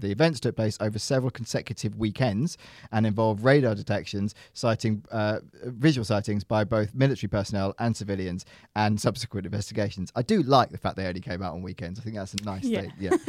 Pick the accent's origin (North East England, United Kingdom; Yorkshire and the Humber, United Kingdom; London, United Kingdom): London, United Kingdom; I grew up in London. I have no idea what a star is.